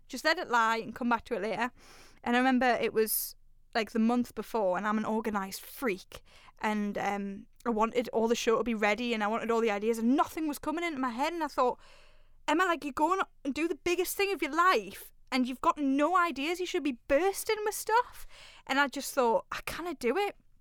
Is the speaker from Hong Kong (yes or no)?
no; Newcastle upon Tyne, North East England, United Kingdom; I'm a Raji from Newcastle